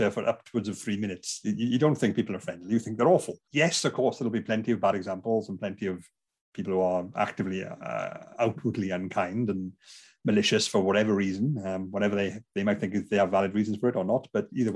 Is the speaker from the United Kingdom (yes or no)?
yes; Bridgend, Wales, United Kingdom; I'm from Bridgend, South Wales